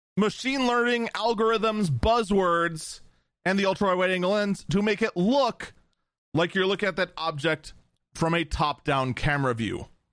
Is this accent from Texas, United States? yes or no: no; Wisconsin, United States; in my home state of Wisconsin